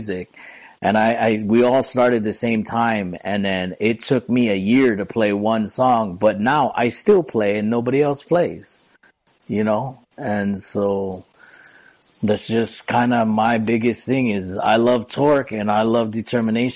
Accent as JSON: {"language": "English", "region": "Hawaii", "country": "United States", "tie": "born or raised there", "also_born_or_lived": "Hilo", "said": "local person born and raised in Hawaii"}